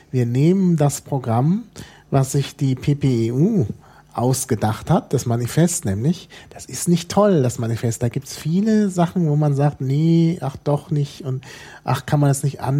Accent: Germany; das haben wir uns nicht äh, ausgedacht als Deutsche

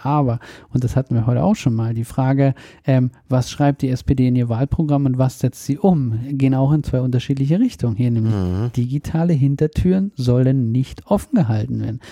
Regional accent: Germany; wir als Deutsche

